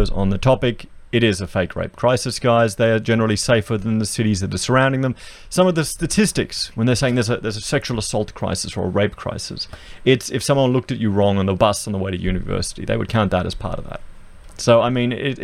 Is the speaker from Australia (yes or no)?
yes; Australia; I'm an Australian